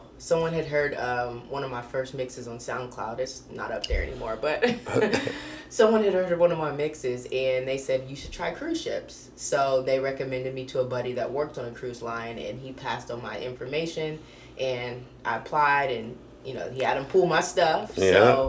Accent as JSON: {"language": "English", "country": "Australia", "said": "So, I'm an Australian. It's Australia Day."}